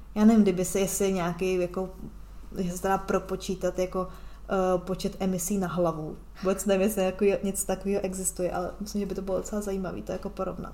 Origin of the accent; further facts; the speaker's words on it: Czechia; moved away as an adult; já se ráda vracím do Česka